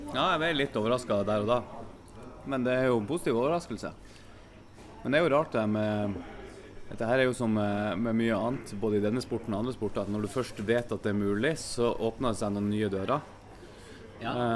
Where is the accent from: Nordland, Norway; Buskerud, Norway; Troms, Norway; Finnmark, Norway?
Nordland, Norway; Bodø; now in Kristiansand, Norway; Jeg er fra Bodø.